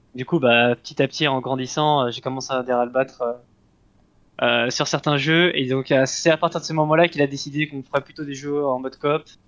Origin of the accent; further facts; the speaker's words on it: Geneva, Switzerland; moved away as an adult; now in Lyon, France; je suis né en Suisse et je suis resté, on va dire, pendant 18 ans en Suisse